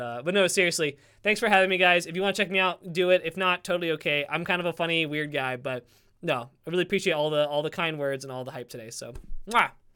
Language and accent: English; the South, United States; I'm from the South